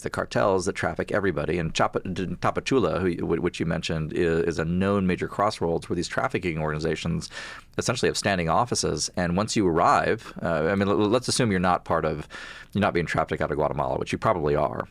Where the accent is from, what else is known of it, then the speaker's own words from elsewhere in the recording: South Texas, United States; I'm from South Texas